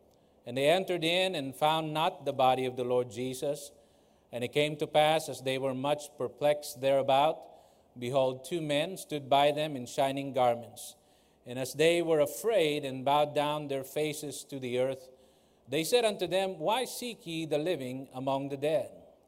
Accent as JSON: {"language": "English", "country": "United States", "said": "I am an American"}